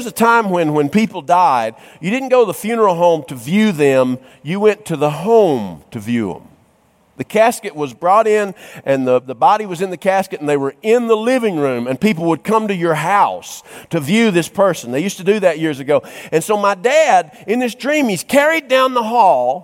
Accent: North Georgia, United States; I grew up in North Georgia in some country Baptist churches

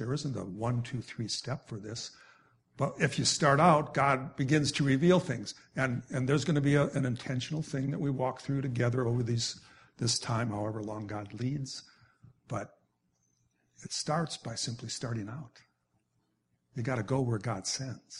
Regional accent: Wisconsin, United States; I grew up in Wisconsin, so I grew up with being a Packer fan

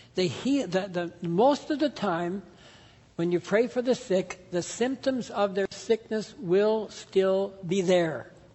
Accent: Canada; grew up in the Pentecostal church in Canada

